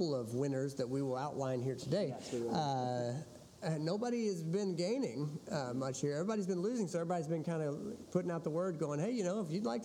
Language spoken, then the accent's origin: English; southern Illinois, United States; moved away as an adult; now in Evansville, United States; growing up in a small town in southern Illinois